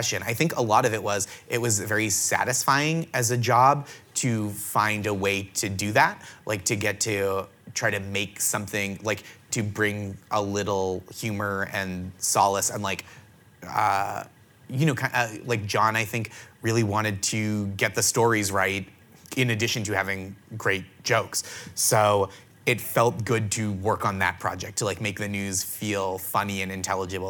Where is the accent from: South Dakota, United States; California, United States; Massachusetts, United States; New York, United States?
Massachusetts, United States; just outside of Boston; I grew up just outside of Boston, a famously kind city